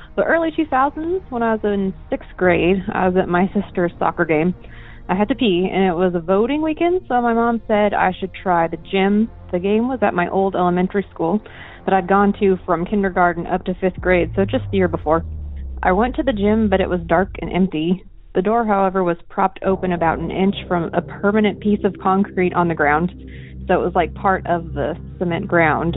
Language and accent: English; Washington, United States; I'm from Washington State